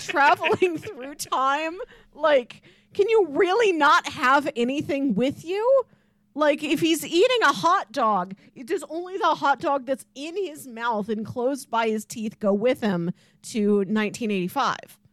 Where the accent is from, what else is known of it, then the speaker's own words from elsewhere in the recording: Missouri, United States; we're from Missouri